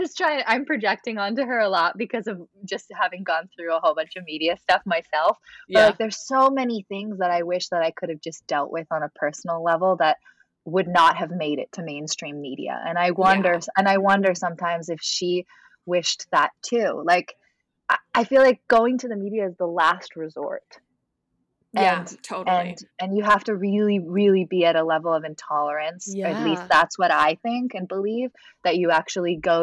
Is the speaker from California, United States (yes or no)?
yes; Southern California, United States; moved away as an adult; also born or lived in Los Angeles / Albany, New York; I'm from Southern California, born and bred